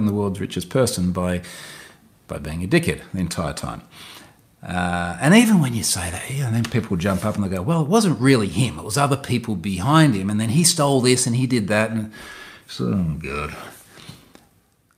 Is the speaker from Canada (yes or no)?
no; Australia; I'm Australian.